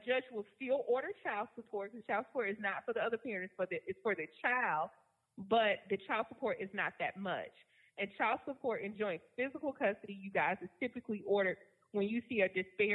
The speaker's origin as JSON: {"language": "English", "region": "Virginia", "country": "United States", "moved": "yes", "lives_now": "Georgia, United States", "said": "I'm from Virginia"}